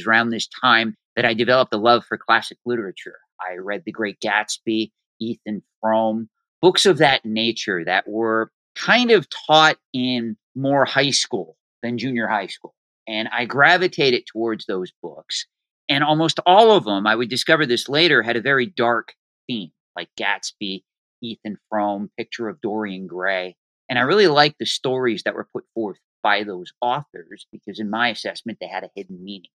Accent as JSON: {"language": "English", "town": "Boyertown", "region": "Pennsylvania", "country": "United States", "tie": "born or raised there", "said": "I grew up in Boyertown, Pennsylvania, which is located roughly 25 minutes from King of Prussia"}